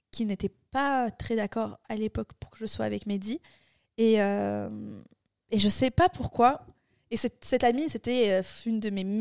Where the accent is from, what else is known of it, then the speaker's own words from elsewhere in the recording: France; Euh, je suis une française